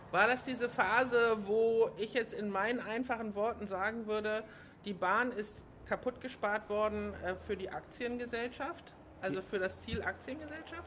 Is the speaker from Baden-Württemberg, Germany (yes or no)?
no; Hamburg, Germany; ich bin ja Hamburgerin